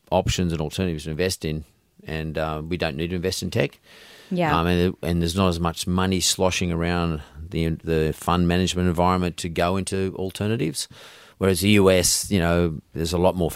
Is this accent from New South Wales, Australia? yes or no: yes; Sydney, New South Wales, Australia; I'm Aussie, I'm from Sydney